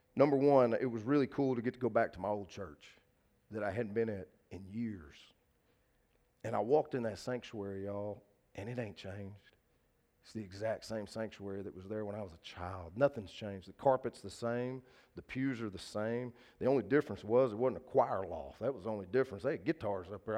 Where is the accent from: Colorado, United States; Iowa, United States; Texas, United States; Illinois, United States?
Texas, United States; Linden; First Baptist Church Linden, where I grew up as a kid. That's the church I went to.